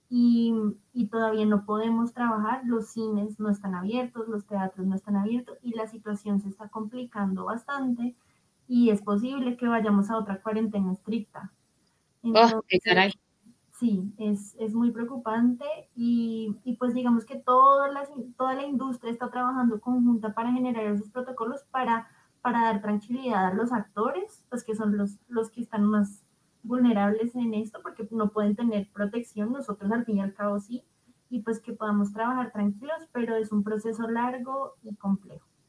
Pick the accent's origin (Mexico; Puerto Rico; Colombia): Colombia; Bogotá; nuestra ciudad